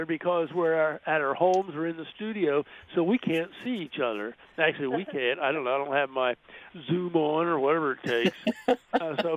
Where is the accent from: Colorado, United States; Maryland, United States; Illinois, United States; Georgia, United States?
Maryland, United States; now in Florida, United States; I'm from Maryland originally